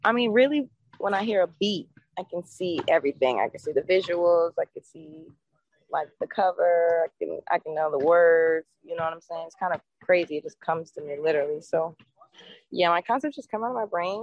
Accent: Atlanta, Georgia, United States; also born or lived in North Carolina; I was born in North Carolina, but I moved to Atlanta when I was 6 months old

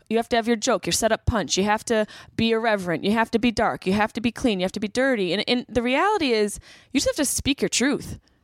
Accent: Syracuse, New York, United States; moved away as an adult; also born or lived in Boston; I grew up in Syracuse, everyone's boozers in Syracuse

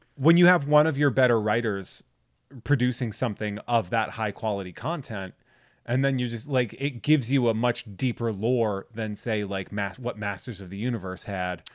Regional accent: New England, United States; I'm from New England

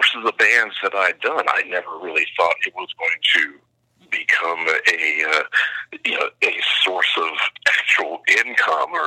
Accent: Columbus, Ohio, United States; moved away; also born or lived in California / Canada; I grew up in Columbus, Ohio, and my neighborhood was not fun

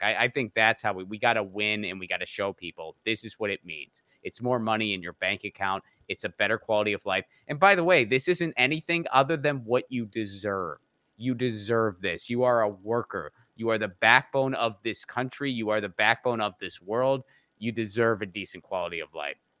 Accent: Western Pennsylvania, United States; I'm from the Rust Belt. I grew up in Western Pennsylvania

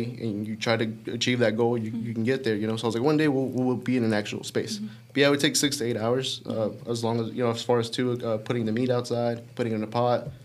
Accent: Dalton, Georgia, United States; I was actually born and raised here in Dalton, Georgia

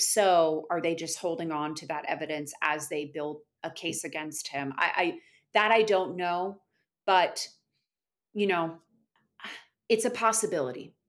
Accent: Florida, United States; I'm from Florida originally

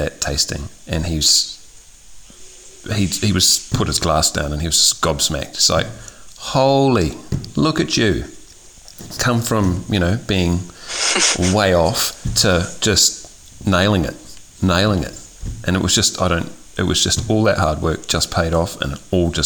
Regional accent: New Zealand; moved away; I'm originally from New Zealand

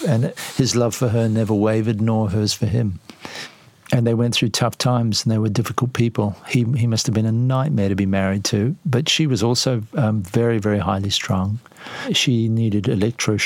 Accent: New Zealand; I'm a New Zealander

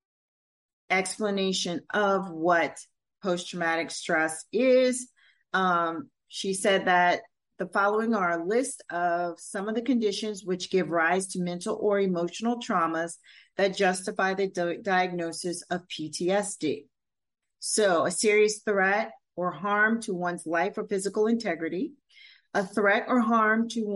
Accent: Louisiana, United States; In my community, Creole, African-American background, born in Louisiana

